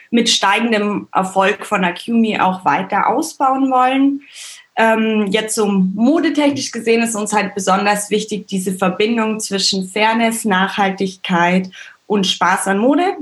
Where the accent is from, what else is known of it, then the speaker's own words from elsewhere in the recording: Bavaria, Germany; Ich bin im Allgäu aufgewachsen, so eine Stunde von München weg und auch immer viel in Österreich und Wien gewesen, weil da meine Mama herkommt.